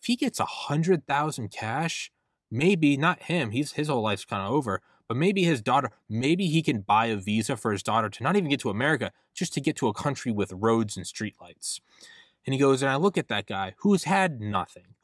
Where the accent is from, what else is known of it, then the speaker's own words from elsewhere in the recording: New England, United States; I'm from New England